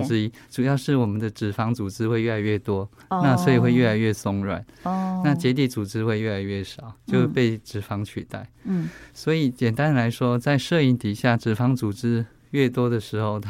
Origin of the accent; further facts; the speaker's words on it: Taiwan; 我们台湾人或者是东方人的乳房是相对致密型的